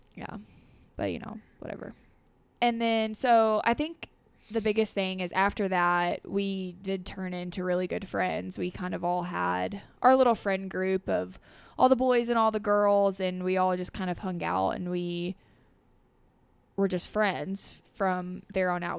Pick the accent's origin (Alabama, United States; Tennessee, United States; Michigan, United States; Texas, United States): Tennessee, United States; Dresden; born and raised in Dresden, families from Dresden, lived there my entire life